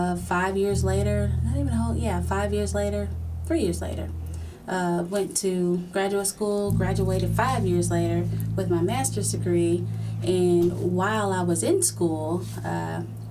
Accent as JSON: {"language": "English", "town": "Huntsville", "region": "Alabama", "country": "United States", "tie": "born or raised there", "said": "I was born and raised in Huntsville, Alabama."}